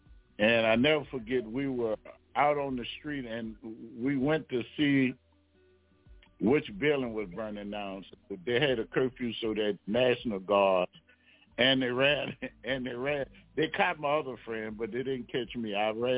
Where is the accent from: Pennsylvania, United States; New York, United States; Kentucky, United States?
New York, United States; Brooklyn; now in Baton Rouge, United States; I came home with my brother, and I came from New York, Brooklyn, matter of fact. We came to Baton Rouge